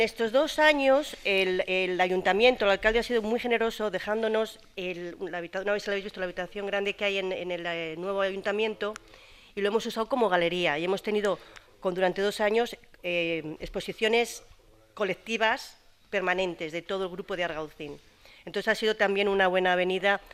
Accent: Spain; now in Gaucín, Spain; yo soy española

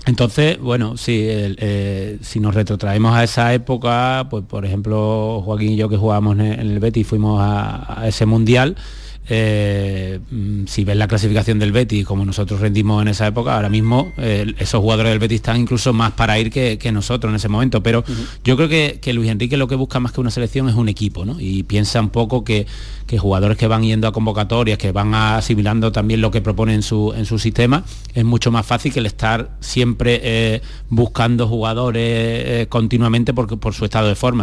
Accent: Spain; nosotros que somos españoles

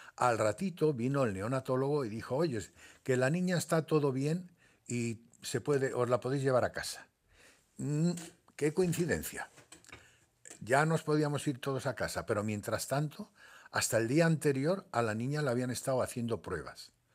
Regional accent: Tetouan, Tanger-Tetouan-Al Hoceima, Morocco; also born or lived in Larache, Morocco / Seville, Spain / Málaga, Spain; now in Spain; yo soy nacido en, Marruecos, mm. nací en Larache y me quería en Tetuán

